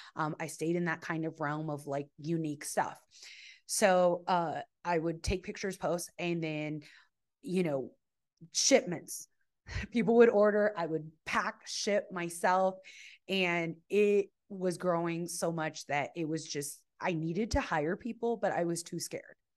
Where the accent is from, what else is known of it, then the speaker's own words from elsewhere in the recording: El Paso, Texas, United States; I was born in El Paso, Texas